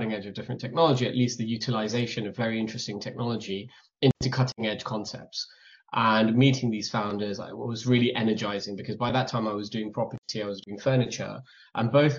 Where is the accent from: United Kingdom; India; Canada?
India; moved away; growing up in India, we were already minimalist